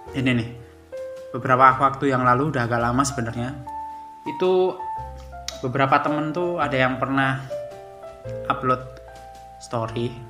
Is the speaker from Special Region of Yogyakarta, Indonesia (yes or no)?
yes; Gunung Kidul, Special Region of Yogyakarta, Indonesia; ya gue ngerti kalau gue tuh aslinya emang dari Jawa. Asli dan besar di Gunung Kidul.